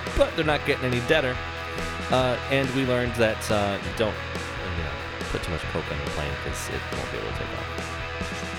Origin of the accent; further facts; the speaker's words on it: Michigan, United States; we're from Michigan